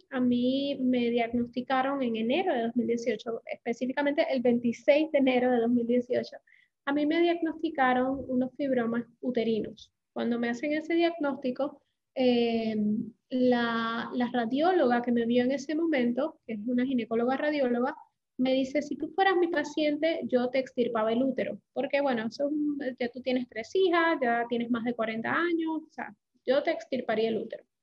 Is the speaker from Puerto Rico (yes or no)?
yes; Puerto Rico; accent: Puerto Rican; now in Panama; soy puertorriqueña, aunque no tengo acento así como muy pesado puertorriqueño, pero soy puertorriqueña, llevo en Panamá, eh, llegué a Panamá hace 13 años